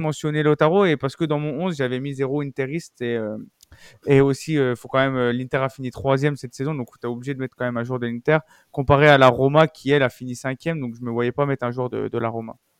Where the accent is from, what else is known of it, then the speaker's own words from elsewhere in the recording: France; nous en tant que Français